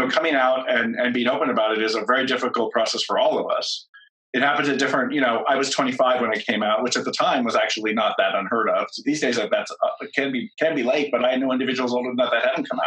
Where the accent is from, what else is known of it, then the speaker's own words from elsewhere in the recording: San Francisco Bay Area, California, United States; I grew up in the San Francisco Bay Area